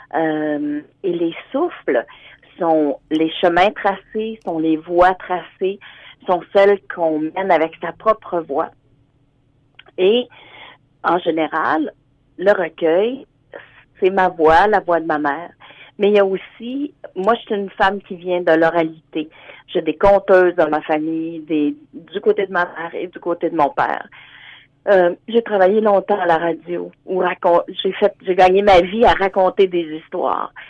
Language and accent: French; Hearst, Ontario, Canada; also born or lived in Sudbury; now in Ottawa, Canada; Je suis originaire de Hearst, mais présentement, je suis à, j'habite à Ottawa